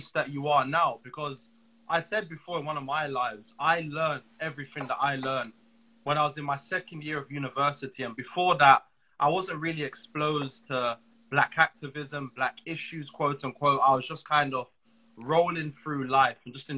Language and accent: English; London, United Kingdom; I'm from Southwest London